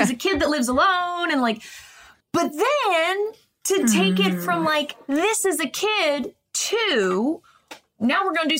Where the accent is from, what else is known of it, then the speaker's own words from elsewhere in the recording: Northern Virginia, United States; We're from Northern Virginia.